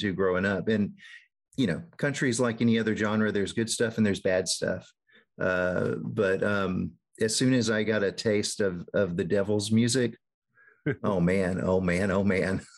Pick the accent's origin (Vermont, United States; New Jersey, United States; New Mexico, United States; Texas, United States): Texas, United States; Northeast; I grew up in in Northeast Texas